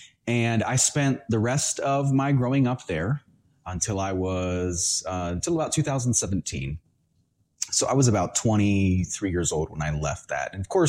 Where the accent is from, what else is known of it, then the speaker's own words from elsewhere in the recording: Honduras; born there; I was born in Central America in the country of Honduras. So it's a third world country. And I was born there.